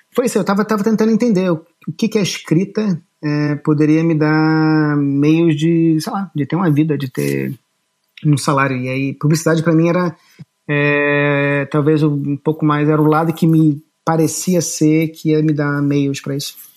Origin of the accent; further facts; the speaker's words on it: Rio de Janeiro, Brazil; also born or lived in Boston / New York / São Paulo / Lisbon; now in Japan; eu nasci no Rio de Janeiro, eu nasci no Leblon, mas eu acho que com um mês e meio, dois meses, eu fui para Barra da Tijuca